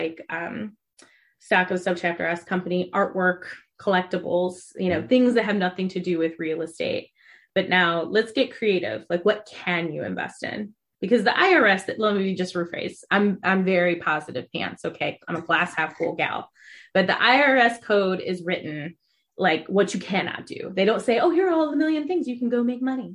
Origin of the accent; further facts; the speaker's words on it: Ohio, United States; I'm from Ohio. So we have a lot of corn and cows in Ohio